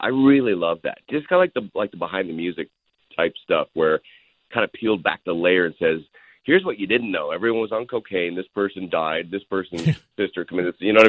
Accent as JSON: {"language": "English", "country": "Canada", "moved": "as an adult", "lives_now": "Los Angeles, United States", "said": "Look, I came from Canada. I drove down with $200 in a Dodge Colt"}